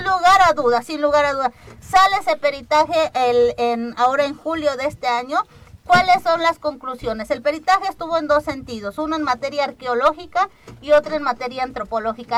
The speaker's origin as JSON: {"language": "Spanish", "town": "Alpuyeca", "region": "Morelos", "country": "Mexico", "said": "Alpuyeca sí quería ser municipio indígena, porque pueblo indígena ya somos, pero queríamos este, ser municipio"}